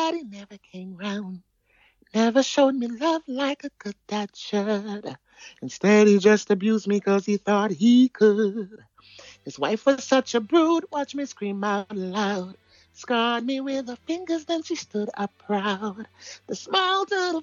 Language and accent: English; Jamaica; I'm from Jamaica